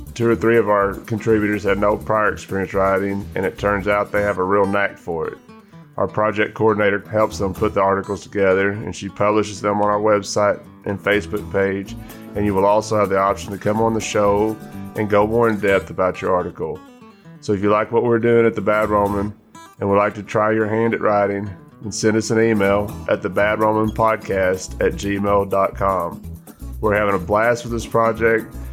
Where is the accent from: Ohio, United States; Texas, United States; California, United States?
Texas, United States; Grape Creek; I grew up in West Texas, it's a little town called Grape Creek, right side out of San Angelo